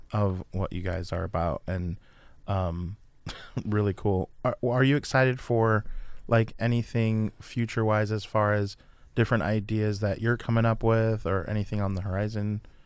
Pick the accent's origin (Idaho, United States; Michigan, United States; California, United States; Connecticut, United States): California, United States; around San Francisco; moved away; I was born around San Francisco